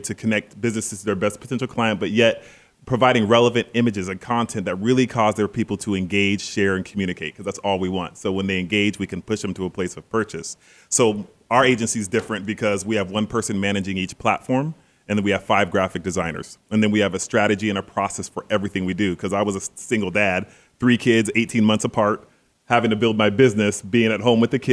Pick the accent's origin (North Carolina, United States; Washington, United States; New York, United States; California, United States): Washington, United States; Seattle; born or raised there; moved away